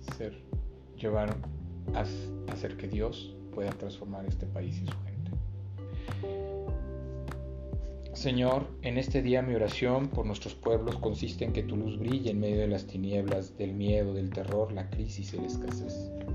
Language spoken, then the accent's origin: Spanish; Mexico City, Mexico; moved away as an adult; now in Guadalajara, Mexico; yo no soy de, de De aquí de Guadalajara, yo soy de la Ciudad de México.